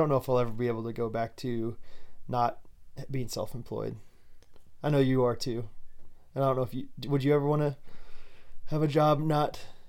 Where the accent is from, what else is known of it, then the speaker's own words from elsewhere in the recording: Kansas, United States; growing up in Kansas, you have to be a fan of everything Wizard of Oz.